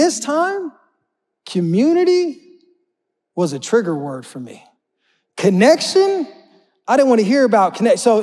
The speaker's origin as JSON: {"language": "English", "region": "Oklahoma", "country": "United States", "said": "I'm not from Florida, right? I'm from Oklahoma where we got tornadoes"}